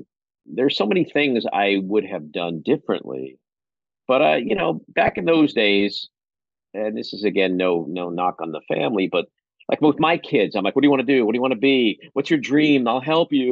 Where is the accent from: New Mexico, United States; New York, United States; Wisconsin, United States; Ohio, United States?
New York, United States; New York City; I grew up in Far Rockaway, Queens, literally a stone's throw from the beach.